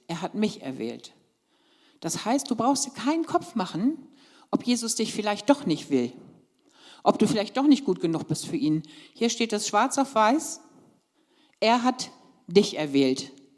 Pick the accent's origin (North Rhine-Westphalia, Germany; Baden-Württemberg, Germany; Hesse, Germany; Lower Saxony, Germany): Lower Saxony, Germany; moved away; ich komme ja ursprünglich aus Niedersachsen